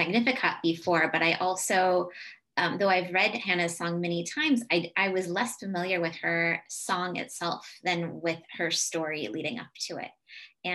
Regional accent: Southern California, United States; moved away; also born or lived in New England; I'm originally from Southern California, but have spent a lot of my life in New England

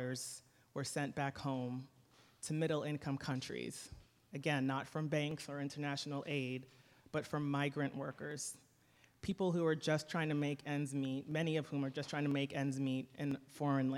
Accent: Boston, Massachusetts, United States; I grew up in Boston in a working class immigrant community

